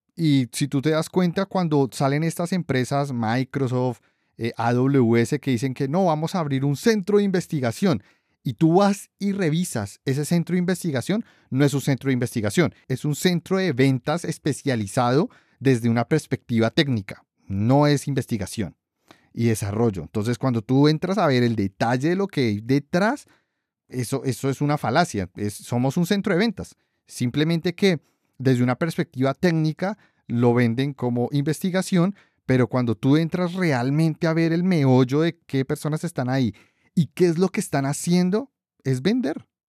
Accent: Colombia; los tres somos colombianos

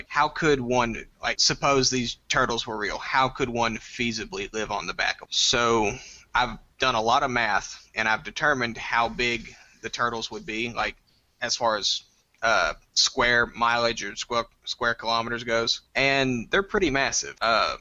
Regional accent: Nacogdoches, Texas, United States; I'm 21. I'm from Nacogdoches, Texas

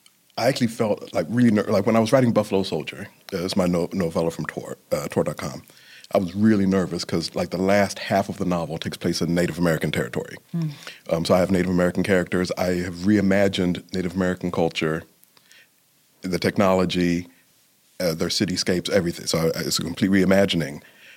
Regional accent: London, United Kingdom; born there; because of my background, coming from being born in London, my mother being Jamaican, and raised in a predominantly white culture in a lot of ways

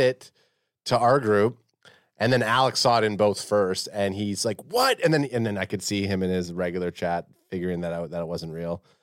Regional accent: Canada; as a Canadian

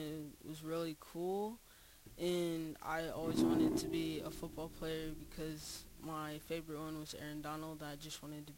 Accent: Nebraska, United States; also born or lived in Utah; Yeah, so I was born in Utah but raised in Nebraska.

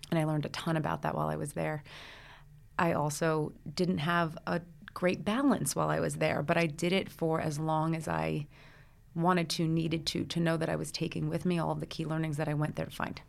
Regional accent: Brooklyn, New Jersey, United States; I grew up in the Brooklyn, New Jersey area. So I was born in Brooklyn. I went to school in New Jersey

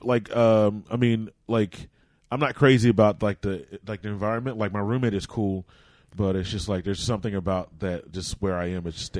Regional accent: Florida, United States; because I'm from Florida, man

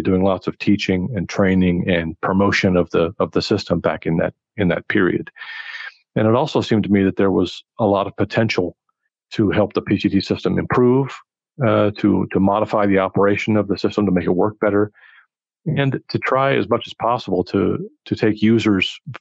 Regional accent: California, United States; moved away as an adult; now in Geneva, Switzerland; growing up in California, I happened to speak Spanish

